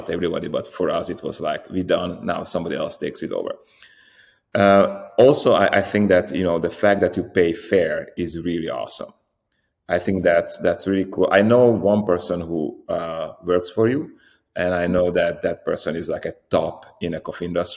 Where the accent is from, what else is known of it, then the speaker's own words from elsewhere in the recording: Slovakia; I'm Hungarian from Slovakia.